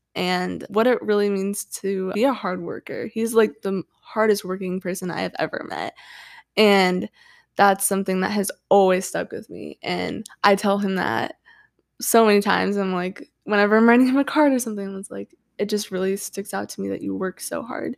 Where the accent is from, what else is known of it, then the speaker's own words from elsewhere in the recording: Washington / Idaho border area, United States; I've lived in that area my entire life, and, yeah, so I, I feel like I, like, live in Idaho and Washington 'cause I'm always going back and forth